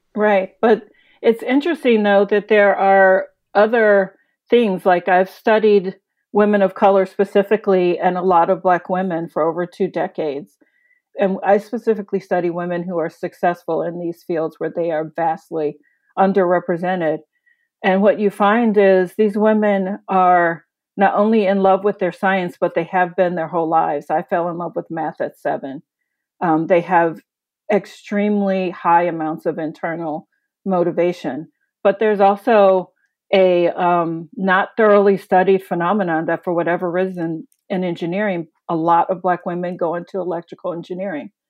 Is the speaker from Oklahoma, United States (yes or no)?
no; Chicago, Illinois, United States; As a working class city kid, I grew up in Chicago.